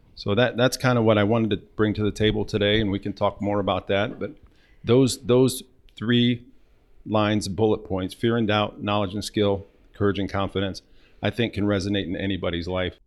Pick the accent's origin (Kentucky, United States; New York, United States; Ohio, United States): Ohio, United States; Northwest; Born and raised in Northwest Ohio